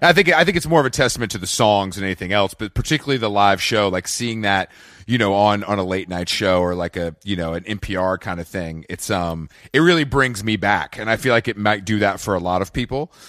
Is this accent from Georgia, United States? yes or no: yes; Atlanta, Georgia, United States; moved away; also born or lived in New York; growing up in Atlanta